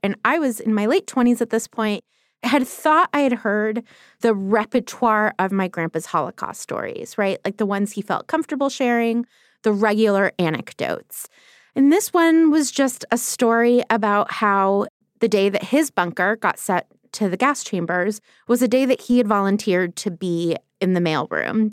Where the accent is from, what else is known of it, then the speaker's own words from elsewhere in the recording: Los Angeles, California, United States; I taught high school English for a year in Los Angeles, which is my hometown